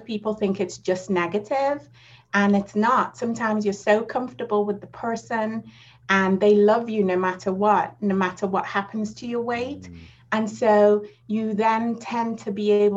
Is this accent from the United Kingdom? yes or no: yes; England, United Kingdom; moved away as an adult; now in United States; I moved from England to America